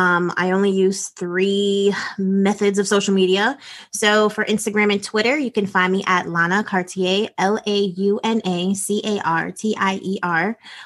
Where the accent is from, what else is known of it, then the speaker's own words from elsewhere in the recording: Washington, United States; and I was born in Washington State. So I was the only Black girl in these beauty pageants